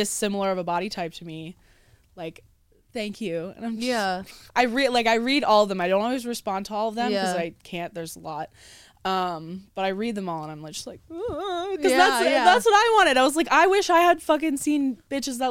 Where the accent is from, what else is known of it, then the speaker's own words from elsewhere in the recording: Philadelphia, Pennsylvania, United States; moved away as an adult; I'm from Philly originally. Okay. So I lived, Philly suburbs technically. I lived out there my whole life pretty much